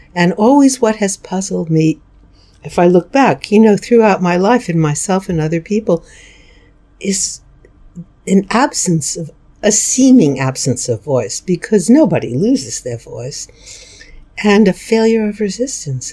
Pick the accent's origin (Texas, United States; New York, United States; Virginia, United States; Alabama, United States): New York, United States; New York City; I grew up in New York City. I lived there till I went to college at 18